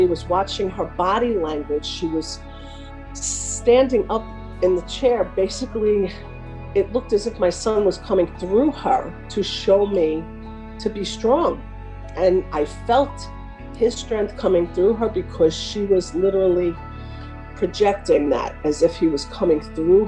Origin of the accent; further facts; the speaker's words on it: Oceanside, New York, United States; I'm from Oceanside, Long Island.